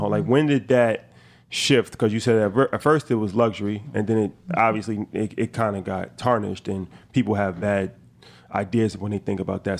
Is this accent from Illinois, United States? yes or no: no; New York, United States; we come from New York